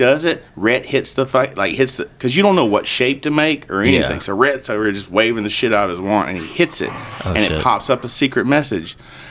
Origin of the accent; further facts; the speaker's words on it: Middle Georgia, United States; Middle Georgia.